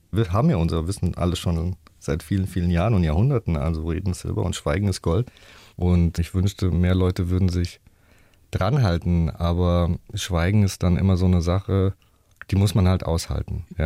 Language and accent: German; Rüsselsheim, Hesse, Germany; Also ich bin ja in so einem ähm, ja, Sozialblock äh, groß geworden in der Opelstadt, in Rüsselsheim. Und die Eltern waren alle arbeiten natürlich, waren viele Schlüsselkinder.